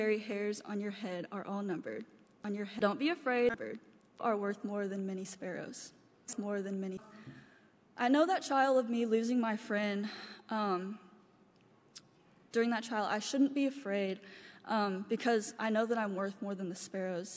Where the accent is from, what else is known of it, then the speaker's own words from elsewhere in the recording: Lawrence, Kentucky, United States; also born or lived in China; I was raised in Lawrence, Kentucky